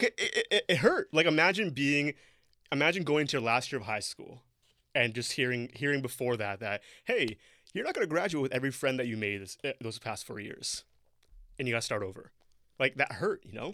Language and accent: English; Toronto, Ontario, Canada; English is a second language; moved away as an adult; now in Brampton, Canada; I grew up in Toronto from, from age, like, two to, uh, to eighteen